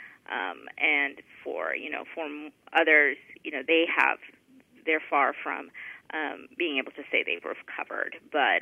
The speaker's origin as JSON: {"language": "English", "town": "Houston", "region": "Texas", "country": "United States", "tie": "born or raised there", "said": "I grew up in Houston and have lived through a number of storms."}